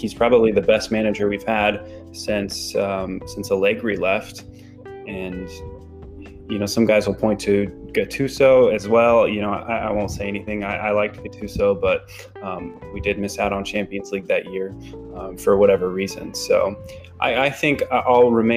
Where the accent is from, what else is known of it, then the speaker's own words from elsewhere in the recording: United States; I, as an American